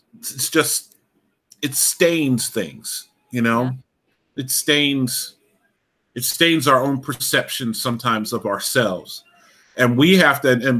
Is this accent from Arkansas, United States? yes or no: no; Alaska, United States; I grew up in Alaska